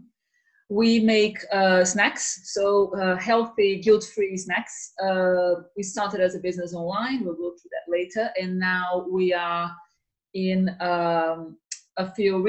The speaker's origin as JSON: {"language": "English", "region": "Rio de Janeiro", "country": "Brazil", "tie": "born or raised there", "moved": "yes", "lives_now": "United Kingdom", "said": "I'm from Rio"}